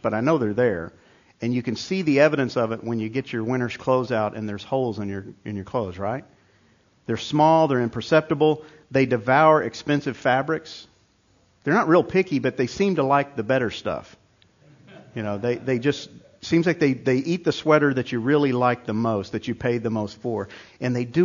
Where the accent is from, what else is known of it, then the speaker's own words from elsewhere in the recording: New York, United States; moved away; I grew up in New York